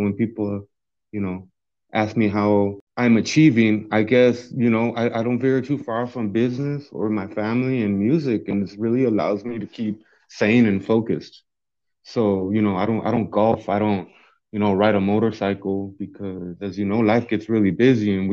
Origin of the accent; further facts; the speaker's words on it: Yuma, Arizona, United States; moved away as an adult; now in Tucson, United States; I'm originally from Yuma, Arizona. I was in Yuma 25 years, you know.